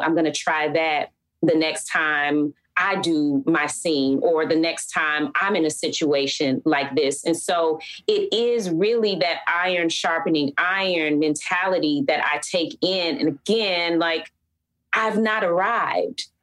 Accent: Atlanta, Georgia, United States; growing up in Atlanta uh, is hot

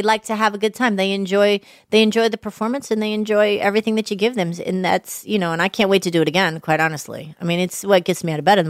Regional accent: Atlanta, Georgia, United States; I'm from Atlanta.

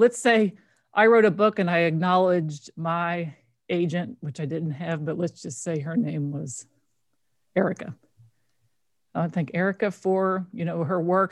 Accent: Kentucky, United States; I grew up in Kentucky

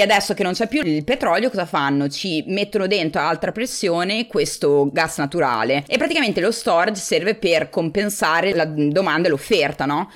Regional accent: Forlì, Emilia-Romagna, Italy; moved away as an adult; also born or lived in San Diego, United States / New York, United States / Bologna; now in United States; sono originariamente di Forlì, quindi sono romagnola

